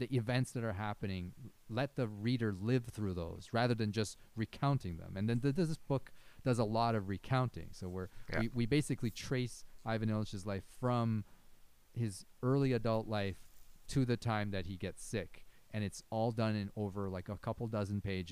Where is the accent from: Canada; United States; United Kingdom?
Canada; you and I have grown up in Canada